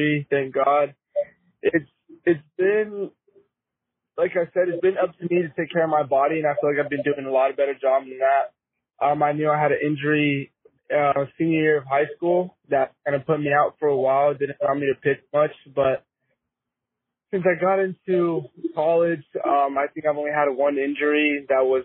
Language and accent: English; Casa Grande, Arizona, United States; Lived in Casa Grande my whole life